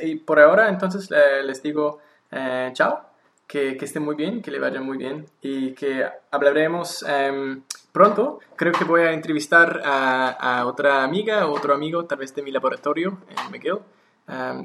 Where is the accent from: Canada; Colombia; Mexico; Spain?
Canada; Victoria, British Columbia; Spanish is a second language; now in Montreal, Canada; en mi ciudad natal, Victoria